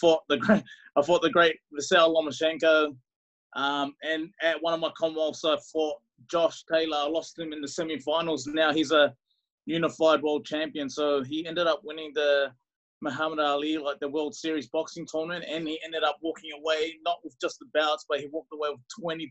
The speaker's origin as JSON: {"language": "English", "country": "New Zealand", "tie": "born or raised there", "moved": "yes", "said": "So I'm from New Zealand with Tongan heritage."}